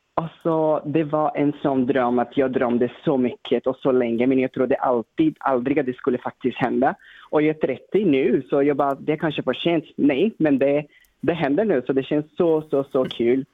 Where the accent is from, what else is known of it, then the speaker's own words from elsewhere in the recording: Brazil; now in Sweden; jag kommer från Brasilien